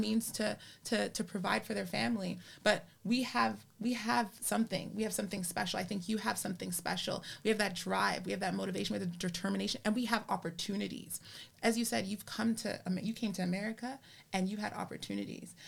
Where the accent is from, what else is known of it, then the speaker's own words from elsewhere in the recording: Canada; I'm a Canadian and I was born in Canada